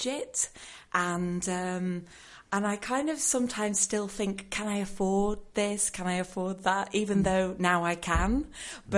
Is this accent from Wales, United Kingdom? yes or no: no; Yorkshire and the Humber, United Kingdom; I am from Yorkshire, and traditionally, that part of England, people say that we are tight-fisted.